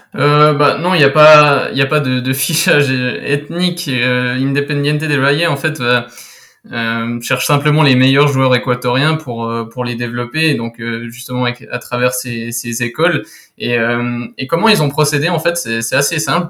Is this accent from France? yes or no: no; Switzerland; je suis suisse